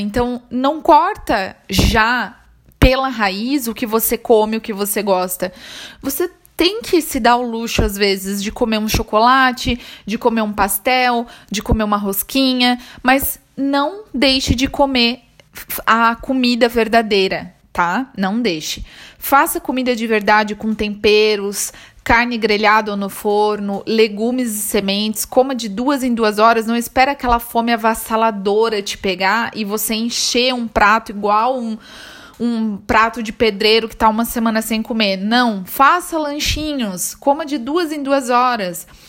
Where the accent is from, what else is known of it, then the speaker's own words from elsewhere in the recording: Brazil; moved away; eu saí do Brasil